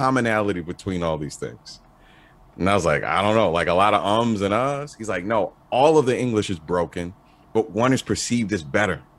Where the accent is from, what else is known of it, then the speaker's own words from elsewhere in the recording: Baltimore, Maryland, United States; I'm from Baltimore, I grew up with a lot of people